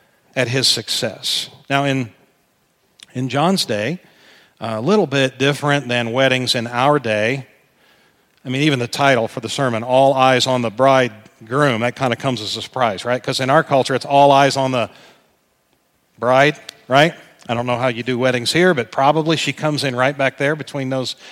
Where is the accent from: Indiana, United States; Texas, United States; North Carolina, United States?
Indiana, United States; Indianapolis; I'm from Indianapolis and a Colts fan